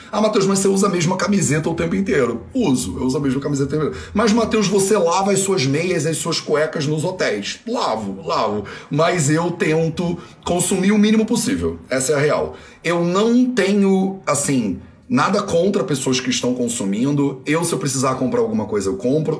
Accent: Rio de Janeiro, Brazil; Eu sou brasileiro, né? Brasileiro português. Fui criado no Rio de Janeiro com meu sotaque, né? Denuncia claramente.

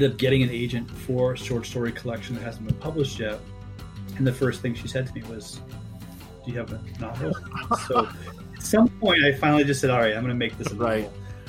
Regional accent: California, United States; Listen to me. I'm from California. I know all this stuff.

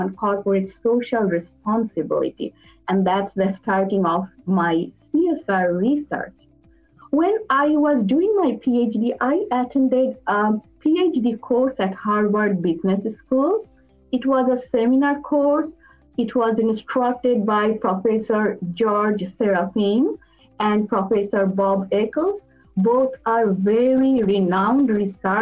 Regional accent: Bangladesh; moved away as an adult; also born or lived in Dhaka, Bangladesh; now in United States; I'm originally from Bangladesh.

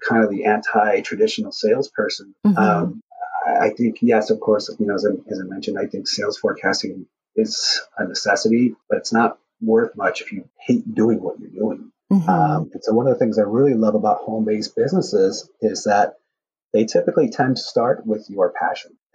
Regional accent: West Chicago, Illinois, United States; I was always passionate about cars growing up in my hometown in West Chicago

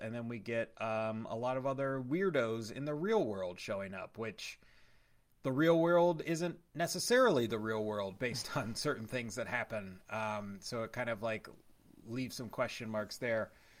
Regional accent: Ohio, United States; I'm from Ohio

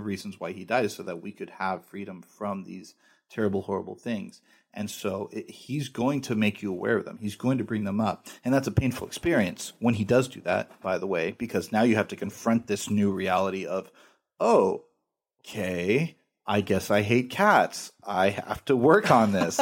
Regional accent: United States; I'm an American

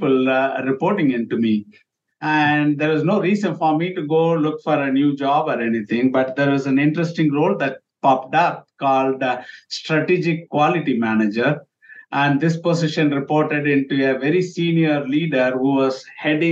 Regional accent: India; moved away as an adult; now in United States; I'm from India. When I grew up in India, you write the name with the initial.

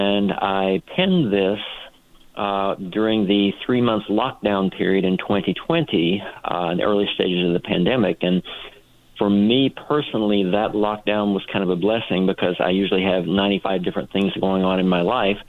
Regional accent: the South, United States; I'm from the South

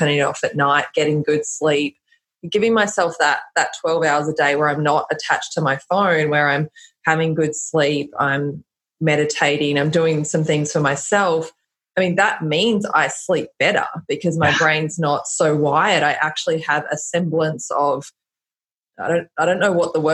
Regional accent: Australia; I'm Australian

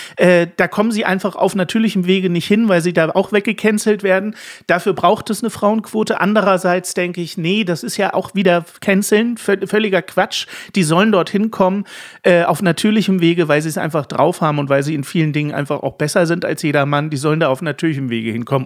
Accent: East Germany, Germany; als Ossi, als geborener Ossi

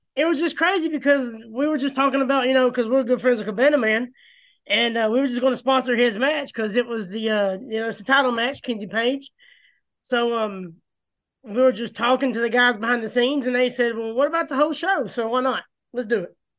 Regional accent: Gadsden, Alabama, United States; me being from Gadsden

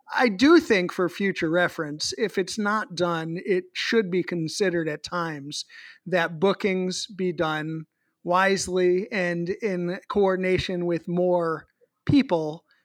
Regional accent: Boston, Massachusetts, United States; the Boston Red Sox does, my hometown baseball team

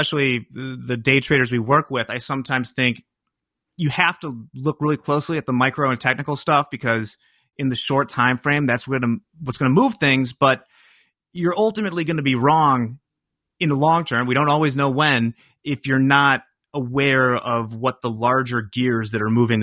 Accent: Chicago suburbs, Illinois, United States; I'm just an Irish Catholic guy from the Chicago suburbs

